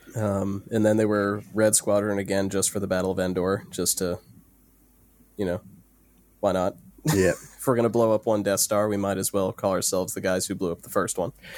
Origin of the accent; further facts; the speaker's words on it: United States; I'm the American